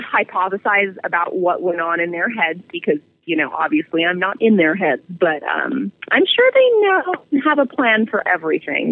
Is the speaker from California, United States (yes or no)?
yes; California, United States; moved away as an adult; now in Albuquerque, United States; I come from California originally. I was born and raised there